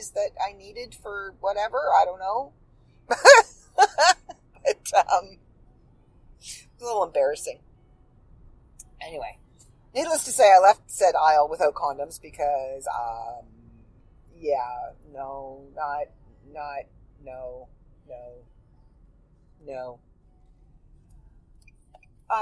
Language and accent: English; Midland, Ontario, Canada; also born or lived in Port McNicoll, Ontario; we moved from Port McNichol to Midland